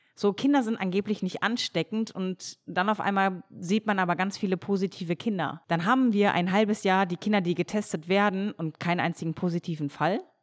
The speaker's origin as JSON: {"language": "German", "area": "near Dortmund", "region": "North Rhine-Westphalia", "country": "Germany", "tie": "born or raised there", "also_born_or_lived": "Cologne", "moved": "yes", "said": "als ich damals aus meiner Heimatstadt in der Nähe von Dortmund nach Köln gezogen bin"}